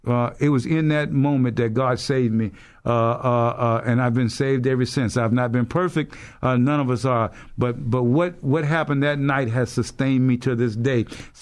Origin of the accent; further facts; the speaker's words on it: Leesville, Louisiana, United States; So I was stationed stateside at Leesville, Louisiana, which was really what would be considered my hometown, because as a family, we're from Alexandria, Louisiana. That's where my father and mother's from.